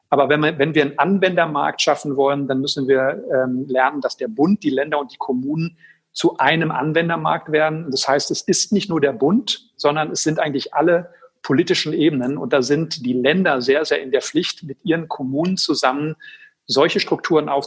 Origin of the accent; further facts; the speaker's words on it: Schwerte, North Rhine-Westphalia, Germany; in Essen und in Schwerte, meine Heimatstadt